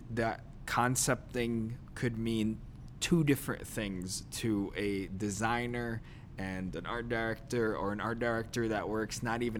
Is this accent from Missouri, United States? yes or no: no; New Jersey, United States; I'm Jersey.